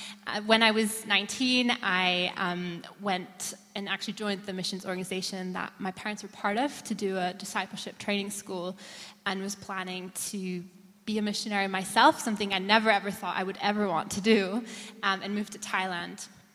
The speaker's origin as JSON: {"language": "English", "country": "Austria", "said": "I'm 29. I'm originally from Austria. My dad is American, my mom is German, and I grew up in a missionary home."}